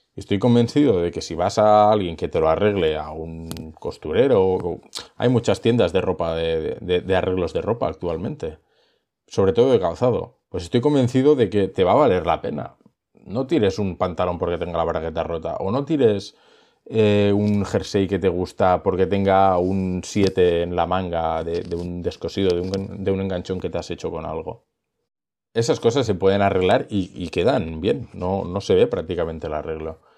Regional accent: Girona, Catalonia, Spain; yo soy de Gerona

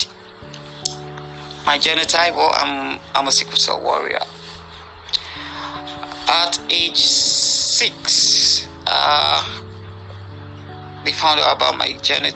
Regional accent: Nigeria; I'm from Nigeria. I'm currently based in Abuja

